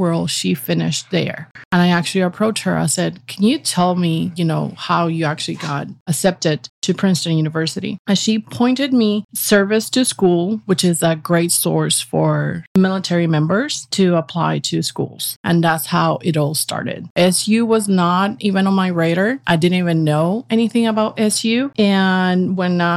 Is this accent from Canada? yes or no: no; Puerto Rico; moved away as an adult; also born or lived in Virginia / Texas; now in New York, United States; I was born in Puerto Rico